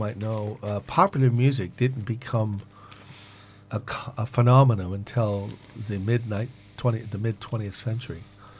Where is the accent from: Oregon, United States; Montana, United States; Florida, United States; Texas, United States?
Oregon, United States; also born or lived in New York City, United States; now in United Kingdom; I grew up in the West Coast, Oregon, but I lived in New York City.